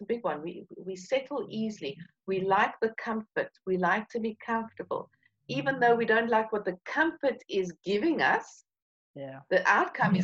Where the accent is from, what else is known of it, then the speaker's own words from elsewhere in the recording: South Africa; being South African